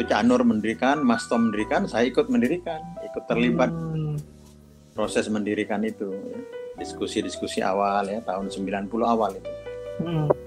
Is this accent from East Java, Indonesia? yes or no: yes; Jember, East Java, Indonesia; also born or lived in Pamekasan; Saya tuh anak kampung ya.